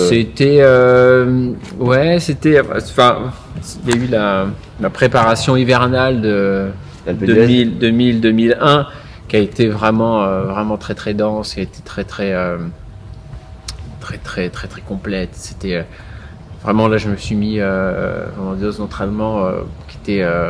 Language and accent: French; Provence-Alpes-Côte d'Azur, France; chez moi en Provence